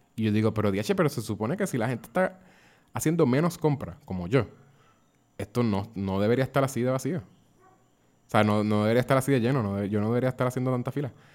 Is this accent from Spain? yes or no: no; Puerto Rico